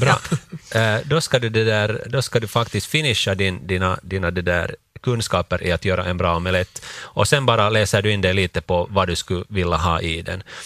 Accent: Finland; för oss som finländare

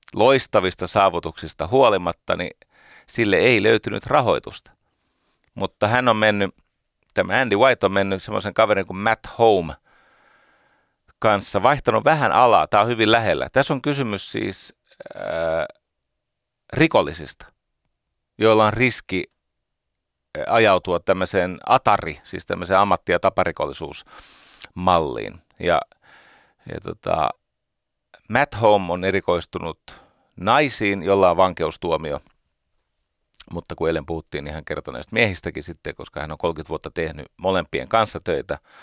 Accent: Iivisniemi, Uusimaa, Finland; Nuoruuteni Iivisniemessä

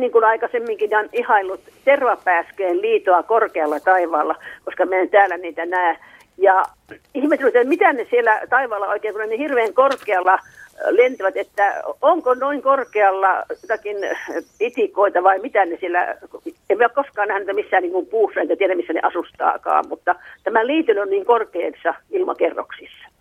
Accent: Kokkola, Central Ostrobothnia, Finland; now in Kuusamo, Finland; entisessä kotikaupungissani Kokkolassa

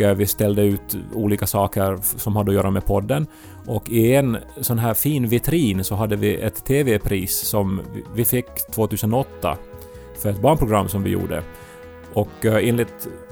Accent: Esse, Ostrobothnia, Finland; moved away; Jag befinner mig fortfarande hemma i Esse i mitt pojkrum

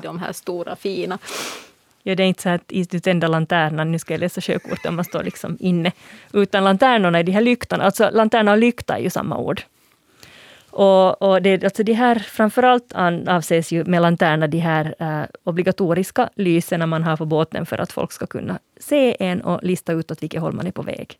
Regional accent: Finland; som finlandssvensk språkvetare

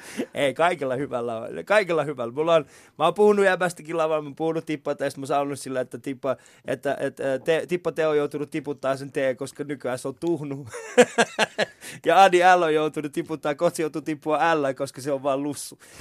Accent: Vantaa, Uusimaa, Finland; mun sisällä elää se, tiedätkö, vantaalainen ää, äh, räkis

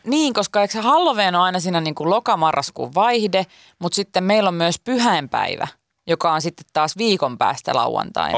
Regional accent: Pori, Satakunta, Finland; ainakin meillä Porissa

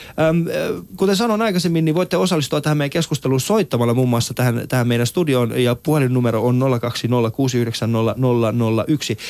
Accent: Helsinki, Uusimaa, Finland; also born or lived in Iran; Mä oon kasvanut muslimiperheessä ja, ja tota, Kontulassa

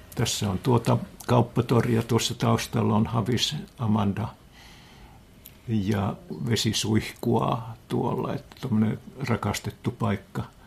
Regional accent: Heinävesi, North Karelia, Finland; Minä synnyin siellä

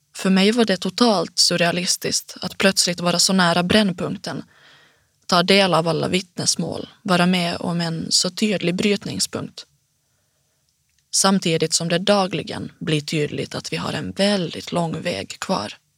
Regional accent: Finland; accent: Finnish accent (as others call it); first language Swedish; also born or lived in Helsinki / Jakobstad; now in Stockholm, Sweden

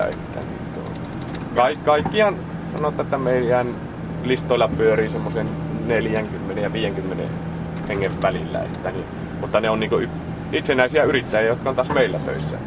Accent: Pudasjärvi, North Ostrobothnia, Finland; moved away as an adult; also born or lived in Taivalkoski; now in Kuopio, Finland; minä en ole Kiimingistä, mutta minä olen Pudasjärveltä

